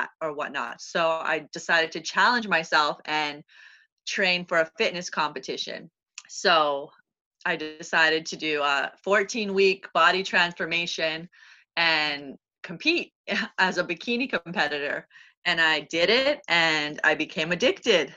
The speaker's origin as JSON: {"language": "English", "town": "Toronto", "region": "Ontario", "country": "Canada", "moved": "as an adult", "lives_now": "New York City, United States", "said": "I'm originally from Toronto, so I'm a Canadian"}